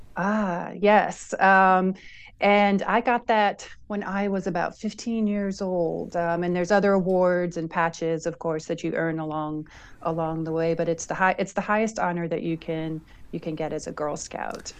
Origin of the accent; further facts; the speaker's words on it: Long Island, New York, United States; I'm actually from Long Island